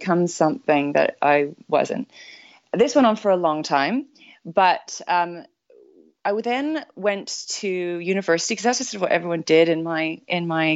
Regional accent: Vancouver, British Columbia, Canada; now in London, United Kingdom; I was born and raised in Vancouver, Canada

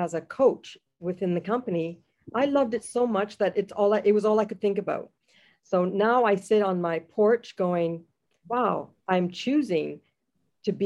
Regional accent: Jamaica; now in Canada; I am a Jamaican Canadian, proud to call herself that.

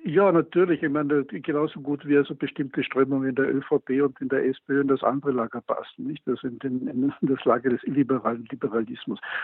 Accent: Austria

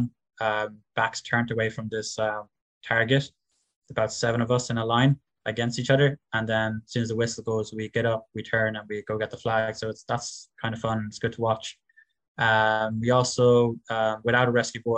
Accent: West Cork, Munster, Ireland; I'm from … in West Cork

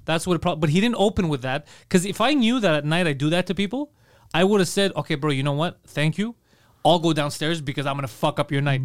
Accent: Montreal, Quebec, Canada; born or raised there

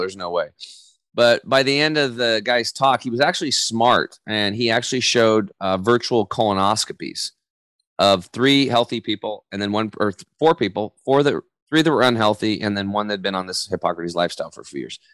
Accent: Eastern Oregon, United States; I grew up over in Eastern Oregon

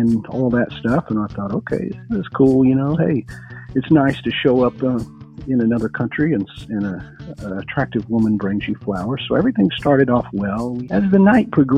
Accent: Texas, United States; we're from Texas, we were only taught, you know, we spoke two languages, which was English and Texan.

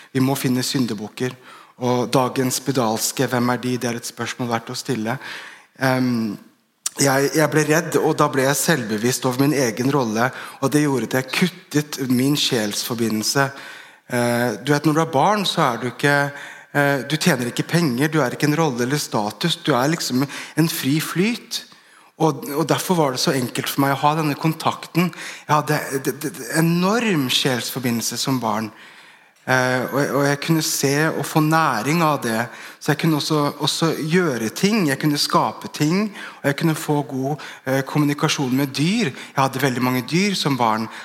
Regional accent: Bærum, Akershus, Norway; Jeg vokste opp i Bærum på 90-tallet

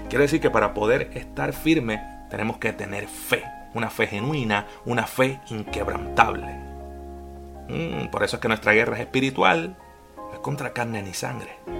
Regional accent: Puerto Rico; moved away as an adult; also born or lived in Florida, United States; now in Jacksonville, Florida, United States; Soy de Puerto Rico, pero ya llevo con mi familia siete

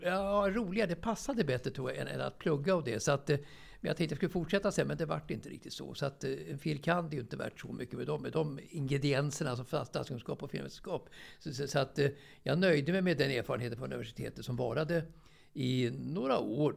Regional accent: Stockholm, Stockholm County, Sweden; also born or lived in Björkhagen; jag är ju uppväxt i, i, i Årsta egentligen.

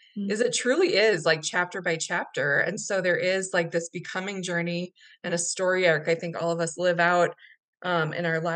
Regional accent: Minnesota, United States; moved away as an adult; now in Denver, United States; Where I grew up in Minnesota

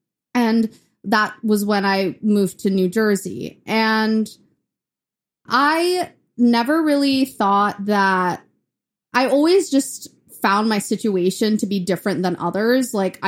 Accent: Chennai, Tamil Nadu, India; now in Memphis, United States; So that's when we moved from India to Memphis, and I was in Chennai, India, which is in the south.

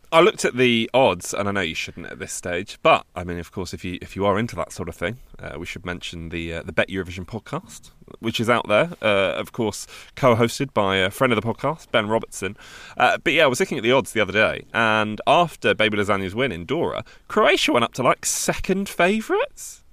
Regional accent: England, United Kingdom; this is me asking as, as an English person

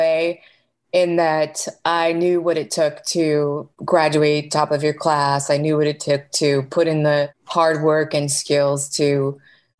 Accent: outside of Chicago, Illinois, United States; moved away as an adult; also born or lived in San Francisco / Miami; I was born outside of Chicago in a very small town and went to high school in that area.

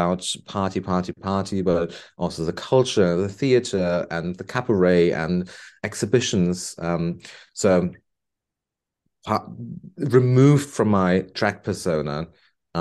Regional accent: Bonn, North Rhine-Westphalia, Germany; moved away as an adult; now in Liverpool, United Kingdom; I went back to Germany, to my hometown. Beautiful place, Bonn, former capital of Germany.

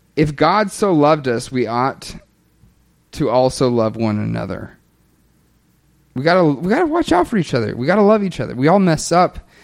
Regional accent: the Bible Belt in the South, United States; I grew up in the Bible Belt in the South

